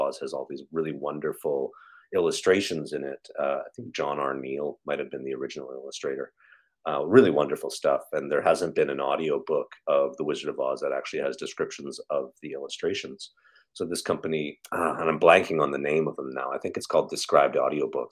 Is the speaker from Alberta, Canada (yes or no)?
yes; Calgary, Alberta, Canada; moved away as an adult; also born or lived in Toronto, Ontario; I'm from Calgary, Alberta